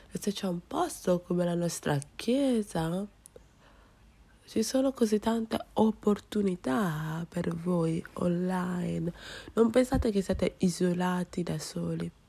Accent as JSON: {"language": "Italian", "country": "Nigeria", "second_language": "Italian", "lives_now": "Rome, Italy", "said": "sono eh, quella che si occupa della produzione del culto, sono della Nigeria e sono una studente, eh, una studentessa qua a Roma"}